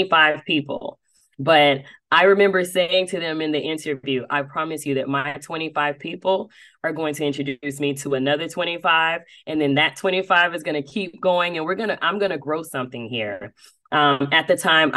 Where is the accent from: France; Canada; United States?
United States; Dothan, Alabama; now in Atlanta, United States; I am originally from Dothan, Alabama, but I have spent majority of my insurance career here in Atlanta, Georgia.